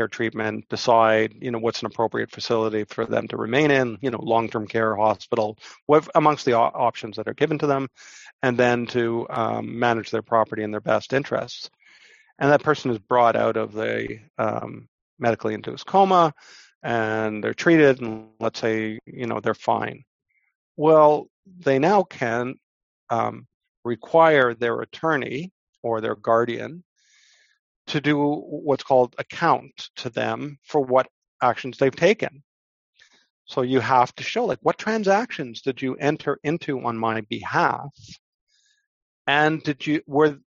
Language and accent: English; Canada; But I'm a Canadian lawyer, so what can I say?